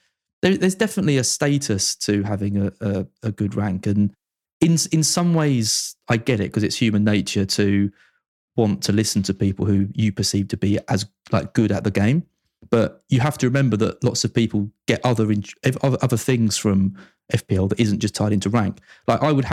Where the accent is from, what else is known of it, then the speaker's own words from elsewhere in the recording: Essex, East of England, United Kingdom; it's in my hometown.